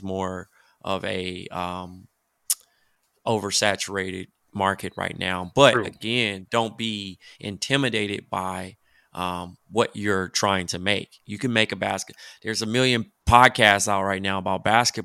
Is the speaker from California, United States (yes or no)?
yes; Compton, California, United States; my hometown of Compton